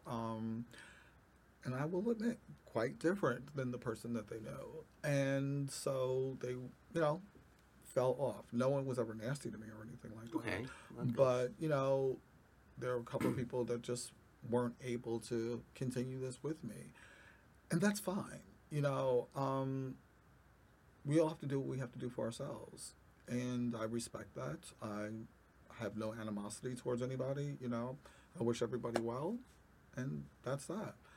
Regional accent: New York, United States; I am a native New Yorker.

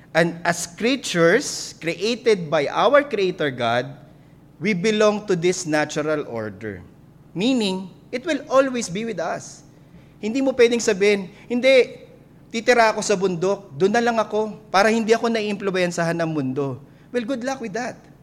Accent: Philippines

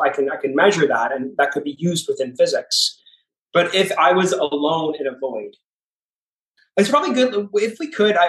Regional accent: Canada; moved away as an adult; also born or lived in Toronto; now in Miami, United States; I'm from Canada. I actually grew up on a farm, but I've lived in Toronto for the last 15 years and I moved to Miami about 2 or 3 years ago.

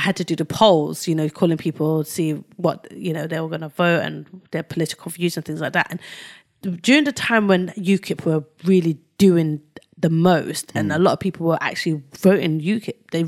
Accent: London, United Kingdom; I lived in Whitechapel. I was brought up in Whitechapel. I moved out of Whitechapel when I was 14.

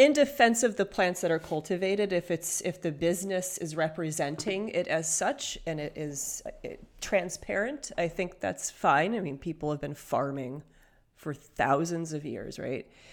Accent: Michigan, United States; I was born in Michigan

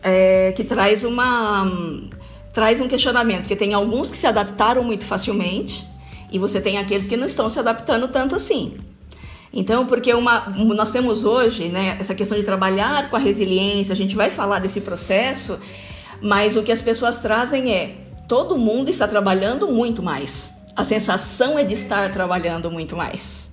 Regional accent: Bauru, São Paulo, Brazil; moved away as an adult; now in Taboão da Serra, Brazil; eu sou de Bauru, gente. Eu sou, eu sou de Bauru, moro aqui, moro em São Paulo, já tem. Nossa, vivo mais aqui do que aí. Eu vim para cá com 18 anos.

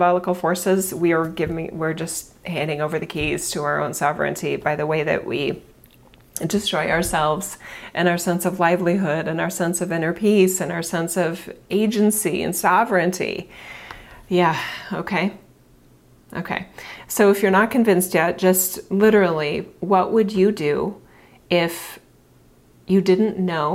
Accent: United States; I'm obviously an American

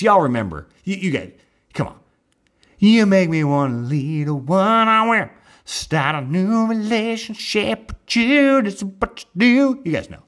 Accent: Texas, United States; I'm from Texas

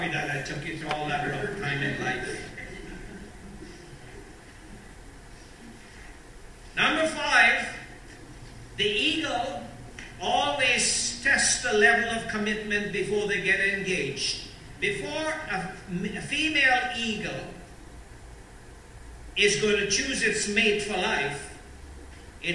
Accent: Guyana; Growing up in Guyana

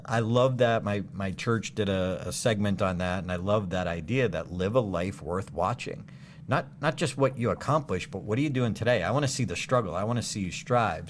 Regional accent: Auburn, Massachusetts, United States; Doctor Goddard's first rocket launch in history in my hometown

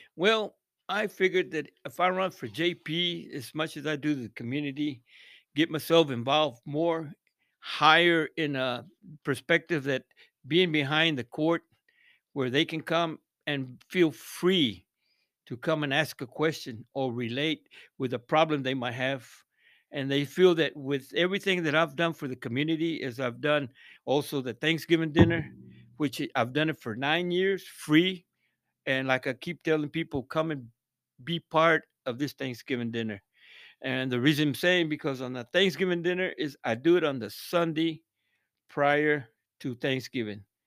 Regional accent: Odessa, Texas, United States; also born or lived in Big Spring, Texas; I moved to Odessa in about nineteen fifty-seven.

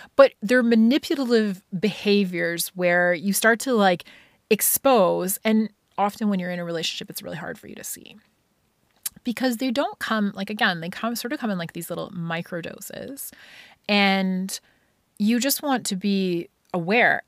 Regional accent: Scotland, United Kingdom; growing up in Scotland

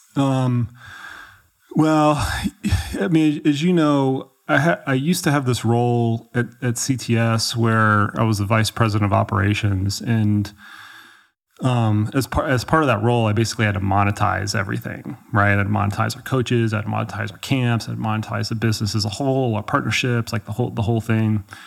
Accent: Dallas, Texas, United States; moved away as an adult; now in Colorado, United States; I grew up in Texas, yeah, I grew up in Dallas.

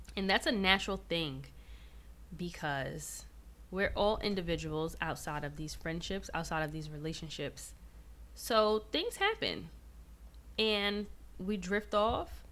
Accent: New York City, New York, United States; moved away as an adult; also born or lived in Georgia; I was born and raised in New York City

